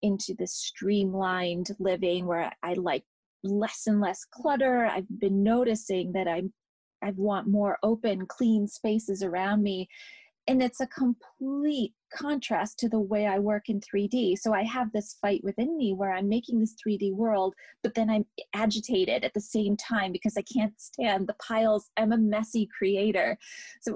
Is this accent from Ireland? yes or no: no; England, United Kingdom; I grew up in England